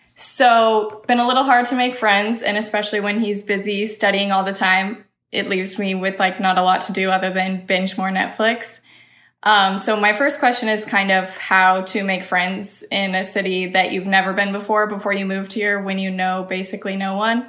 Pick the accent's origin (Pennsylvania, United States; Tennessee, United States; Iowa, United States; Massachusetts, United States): Iowa, United States; now in Missouri, United States; I'm originally from Iowa